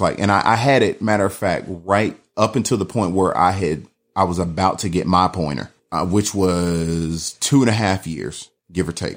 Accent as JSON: {"language": "English", "town": "Atlanta", "region": "Georgia", "country": "United States", "tie": "born or raised there", "also_born_or_lived": "Riverdale, Georgia", "said": "I'm from, born and raised in Atlanta"}